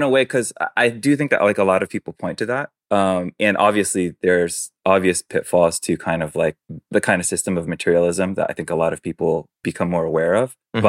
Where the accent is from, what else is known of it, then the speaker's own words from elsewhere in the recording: East Coast, United States; which was a little bit different for me growing up on the East Coast.